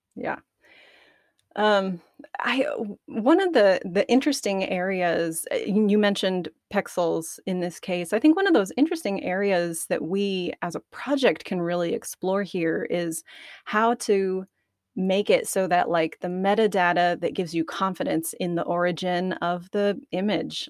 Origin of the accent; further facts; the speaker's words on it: Arkansas, United States; I'm from Arkansas